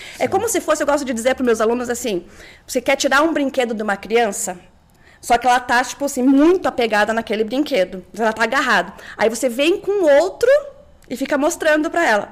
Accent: Curitiba, Paraná, Brazil; moved away as an adult; also born or lived in São Paulo; eu sou curitibana

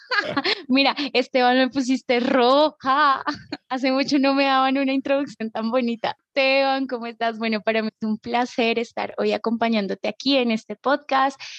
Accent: Bogotá, Colombia; Eh, bueno … soy de Bogotá, tengo 29 años, soy ariana.

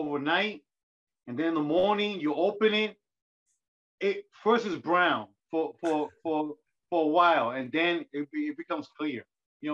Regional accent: New York, United States; I'm born and raised in New York

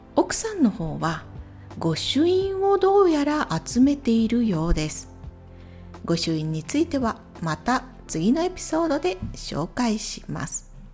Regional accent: Ehime, Japan; 私と同じ愛媛県出身の YouTuber ですので

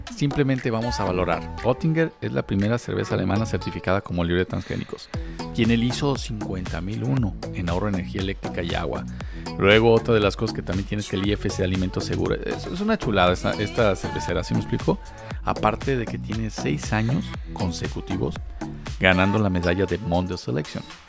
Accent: Mexico; aquí como buen mexicano

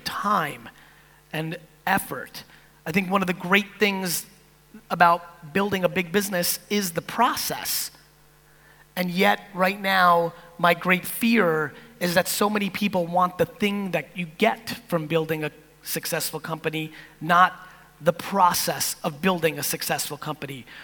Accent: East Coast of America, United States; also born or lived in Soviet Union; as an immigrant, from the Soviet Union growing up on the East Coast of America

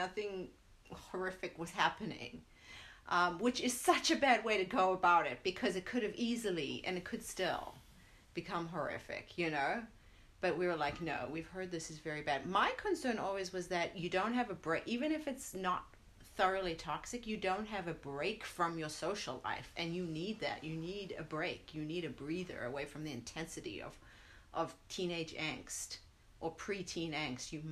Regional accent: South Africa; now in United States; growing up in South Africa

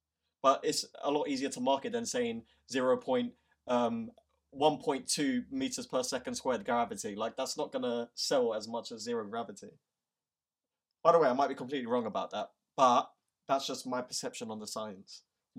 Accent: United Kingdom; we're British

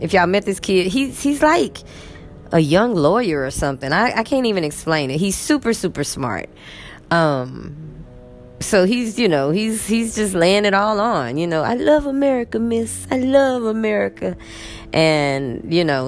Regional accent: United States; moved away as an adult; now in Egypt; who I was as an American

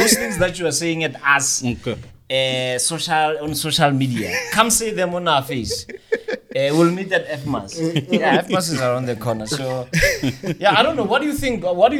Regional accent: Pretoria, Gauteng, South Africa; I'm actually from Pretoria

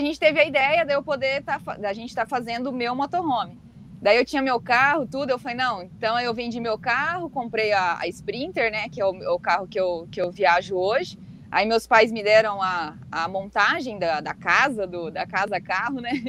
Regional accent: Mato Grosso do Sul, Brazil; E como eu moro no Mato, sou do Mato Grosso do Sul

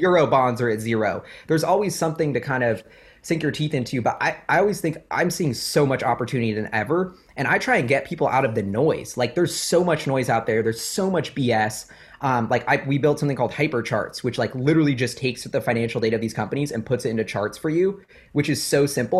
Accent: Seattle, Washington, United States; growing up in Seattle, super climate friendly

